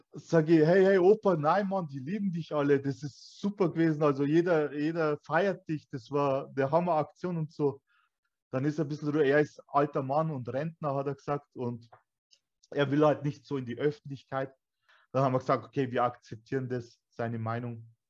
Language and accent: German; Weiden, Bavaria, Germany; ich bin Türke. Also ich bin hier geboren, aufgewachsen. Meine Eltern kamen damals aus Türkei.